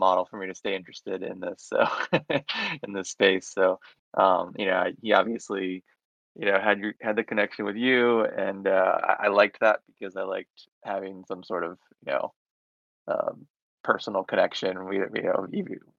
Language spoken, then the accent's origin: English; Orlando, Florida, United States; I'm from Orlando, Florida, I live in Orlando, Florida right now